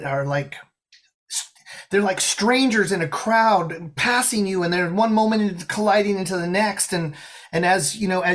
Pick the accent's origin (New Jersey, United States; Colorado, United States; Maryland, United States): Colorado, United States; I grew up in Colorado.